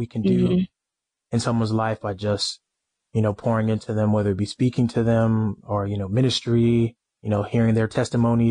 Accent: Texas, United States; moved away as an adult; also born or lived in Norman, Oklahoma; now in Louisville, United States; I'm from Texas. So I've been, you know, away from home for a long time

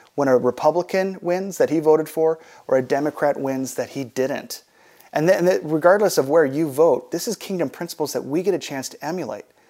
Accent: United States; As American Christians, we get a chance to live in the best country in the world

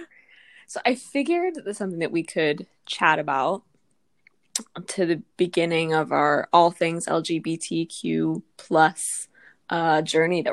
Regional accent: United States; I'm from America

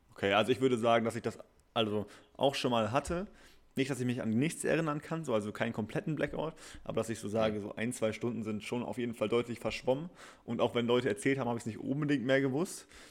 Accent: Bielefeld, North Rhine-Westphalia, Germany; bei uns in Bielefeld

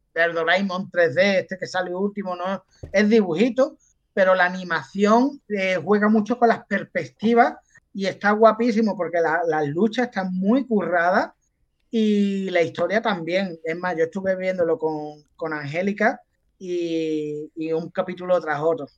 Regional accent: Andalusia, Spain; los andaluces somos así

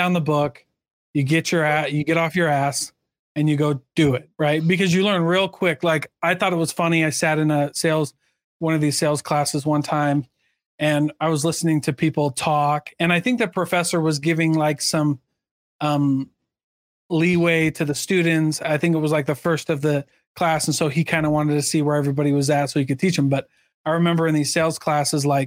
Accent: Iowa, United States; my hometown in Iowa

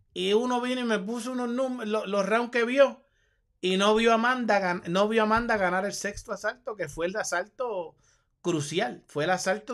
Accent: Puerto Rico; yo soy puertorriqueño

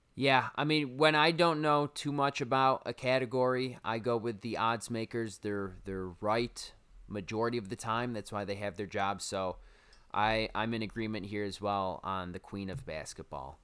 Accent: Syracuse, New York, United States; accent: Syracuse; there's my Syracuse accent coming out for you.

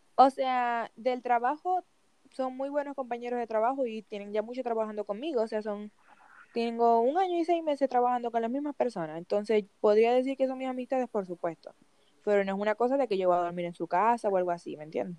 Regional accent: Venezuela; moved away as an adult; also born or lived in United States; now in Chile; La primera vez que yo salí de Venezuela fue un 17 de abril

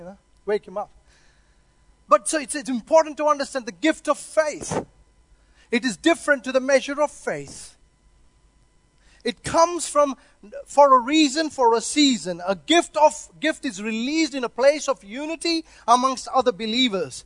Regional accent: India; also born or lived in Christchurch, New Zealand; now in Auckland, New Zealand; I come from India

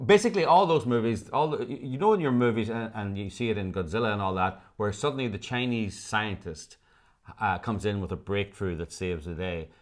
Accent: Ireland; now in Los Angeles, United States; as Irish people

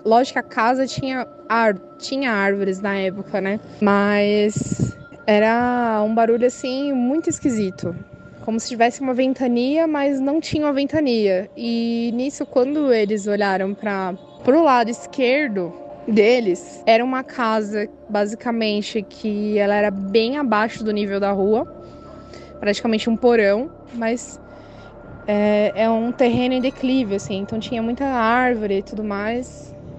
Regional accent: Guarulhos, São Paulo, Brazil; eu sou daqui de Guarulhos, São Paulo

